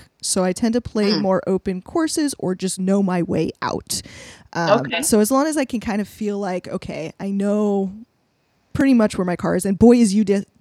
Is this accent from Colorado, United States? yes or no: yes; Colorado, United States; I grew up in Colorado